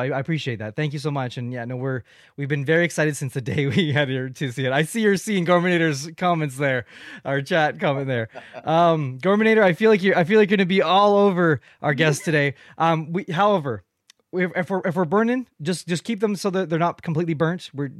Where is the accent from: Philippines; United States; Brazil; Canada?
Canada; welcome to my channel. I am a Canadian podcaster